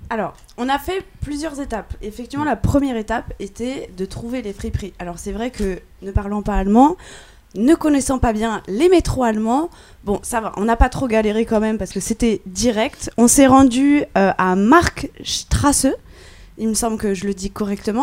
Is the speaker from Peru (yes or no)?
no; France; en tant que bonne française